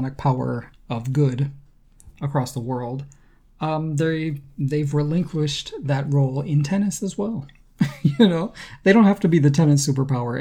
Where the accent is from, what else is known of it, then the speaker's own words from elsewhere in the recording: United States; as an American, I have to own that this is, you know, this is the image that my country puts out to the world